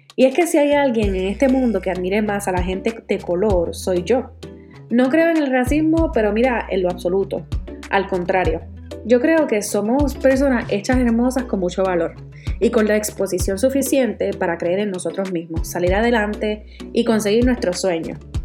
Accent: Puerto Rico; moved away as an adult; soy de la isla del encanto, Puerto Rico

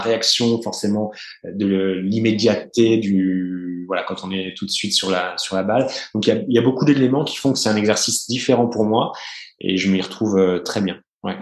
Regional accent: Burgundy, Bourgogne-Franche-Comté, France; moved away; je suis né, j'ai grandi en Bourgogne

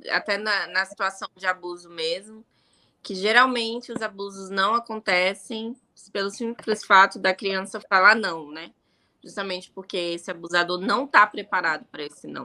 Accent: Ceilândia, Federal District, Brazil; Eu sou nascida e criada em Ceilândia, sou brasiliense

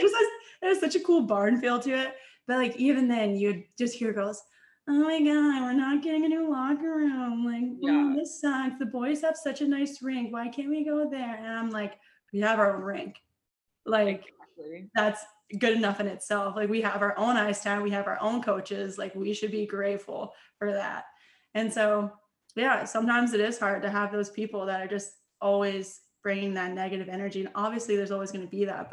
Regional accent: Mississippi, United States; coming from Mississippi, it's like a poor state

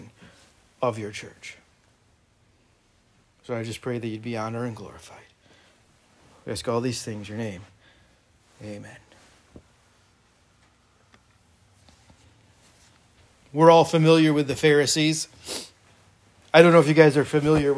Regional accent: United States; I am an American. I've been an American for 41 and a half years approximately

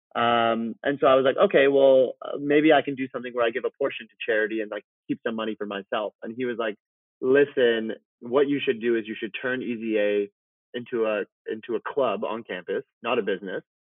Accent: Vancouver, British Columbia, Canada; moved away as an adult; also born or lived in Iran / Toronto; now in Malibu, United States; When I was four, my mother and my sister and I moved from Iran um, as refugees actually to Vancouver, Canada.

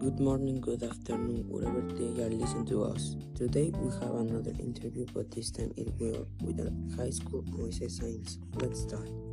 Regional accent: Mexico; English is a second language; I'm from Mexico

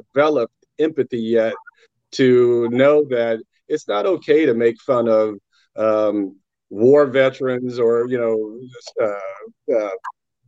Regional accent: Indiana, United States; I'm from Indiana

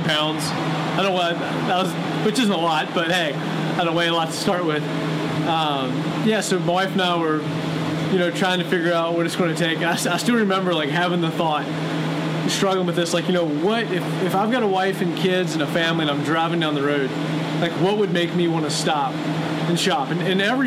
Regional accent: Virginia, United States; moved away as an adult; I moved here from Virginia when I was 19 years old, so I spent most of my formative years there.

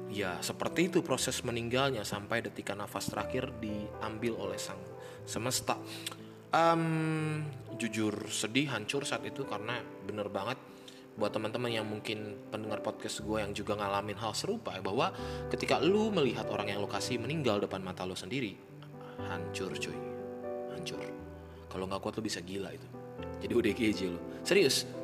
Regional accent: North Sumatra, Indonesia; gue orang Tapanuli atau orang Batak

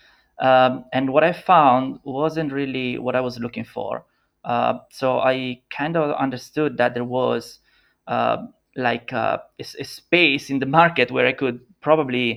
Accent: Italy; English is a second language; also born or lived in Milan / Los Angeles; I'm an Italian product designer

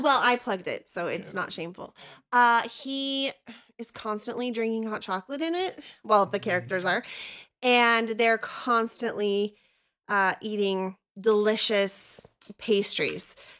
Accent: Idaho, United States; also born or lived in Southern California; we moved to Idaho when I was little from Southern California

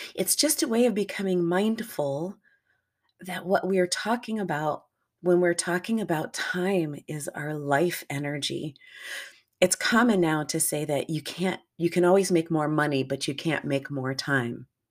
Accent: United States; I'm an American in North America, grew up here, lived here for the vast majority of my life

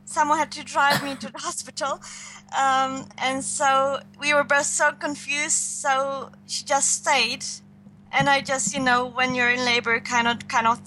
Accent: Poland; English is a second language; moved away as an adult; also born or lived in Germany / Canada; now in Netherlands; I was born in Poland

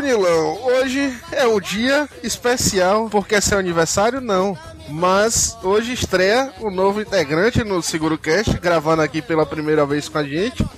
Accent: Bahia, Brazil; accent: baianês; a gente é um bocado de baiano

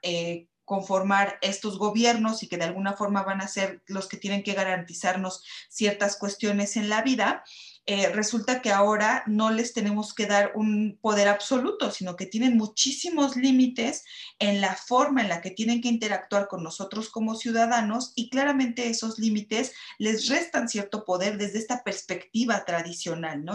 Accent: Mexico

